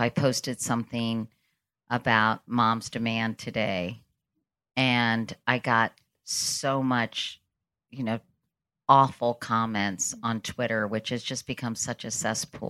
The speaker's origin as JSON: {"language": "English", "country": "United States", "tie": "born or raised there", "said": "I grew up right outside of Washington, s, D C"}